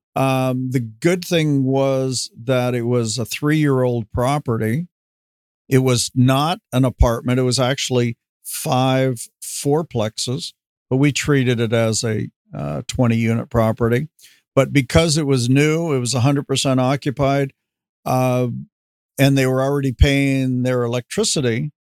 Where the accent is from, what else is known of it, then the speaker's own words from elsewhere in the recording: Los Angeles, California, United States; also born or lived in Van Nuys; now in Camarillo, United States; I basically grew up in in West LA, at least from the fourth grade on